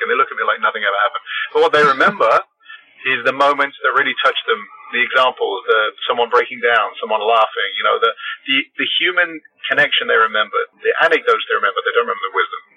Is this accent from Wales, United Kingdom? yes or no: no; London, United Kingdom; moved away as an adult; now in Los Angeles, United States; I am from London, England. Lived in Los Angeles since 1983